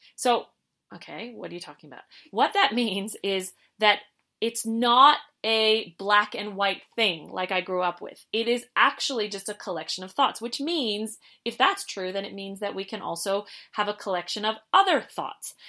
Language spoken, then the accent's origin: English; Canada; we're from Canada